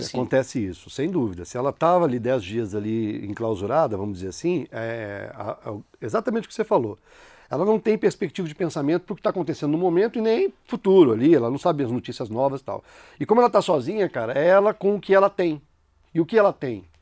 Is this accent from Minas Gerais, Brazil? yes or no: yes; São João del Rei, Minas Gerais, Brazil; Eu sou de São João del Rei, Minas Gerais